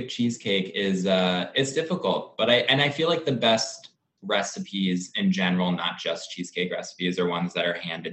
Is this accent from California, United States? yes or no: no; Boca Raton, Florida, United States; I grew up in Boca Raton, Florida